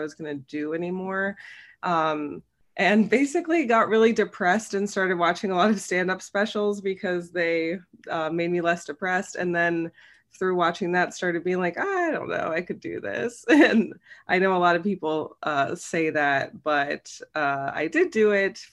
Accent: Cincinnati, Ohio, United States; moved away as an adult; also born or lived in New York; I'm from Cincinnati originally. I grew up there

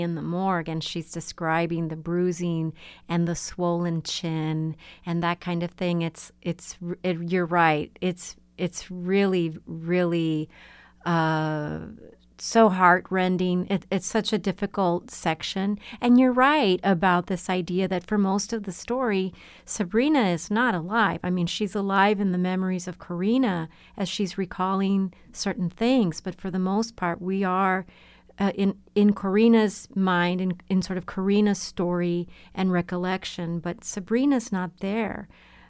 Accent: Laredo, Texas, United States; I grew up with in Laredo, Texas

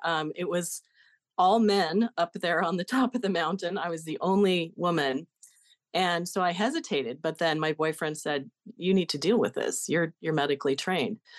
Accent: Denver, Colorado, United States; I was born in Denver in nineteen sixty-seven, placed in foster care when I was one day old, and adopted by another family three weeks later.

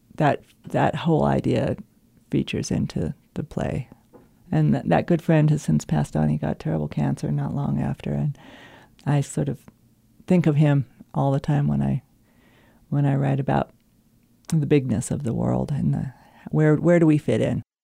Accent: Los Alamos, New Mexico, United States; also born or lived in Montana; my experience growing up in Los Alamos

